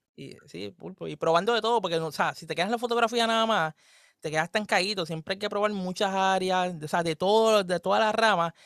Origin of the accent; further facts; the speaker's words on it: Puerto Rico; somos de Puerto Rico